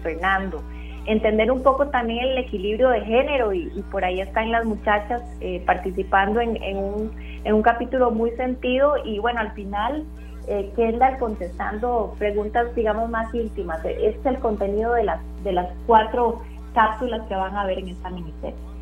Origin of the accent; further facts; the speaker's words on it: Costa Rica; todos como costarricenses hemos, hemos notado claramente